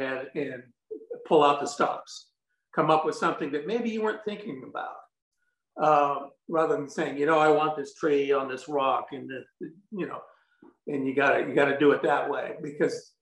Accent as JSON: {"language": "English", "town": "San Francisco", "region": "California", "country": "United States", "tie": "born or raised there", "lives_now": "Glen Ellen, United States", "said": "I grew up in the Bay Area. I was born in San Francisco."}